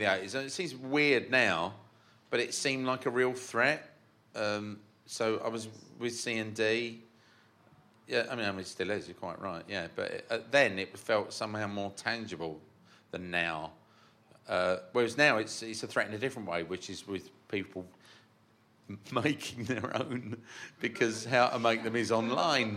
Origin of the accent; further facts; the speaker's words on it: Barking, London, United Kingdom; We're both from Barking